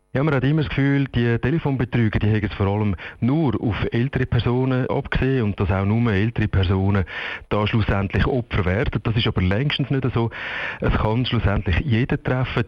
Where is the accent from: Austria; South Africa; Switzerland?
Switzerland; bei uns in der Schweiz